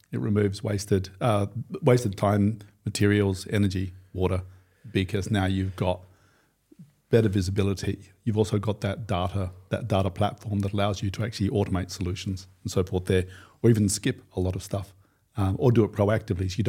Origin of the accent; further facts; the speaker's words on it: Australia; okay, I'm from Australia. Football, I'm sorry, it's not really a big thing for us.